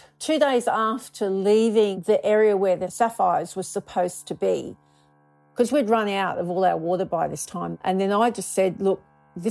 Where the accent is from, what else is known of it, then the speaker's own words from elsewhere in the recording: Australia; I'm from Australia. I live in the Yarra Ranges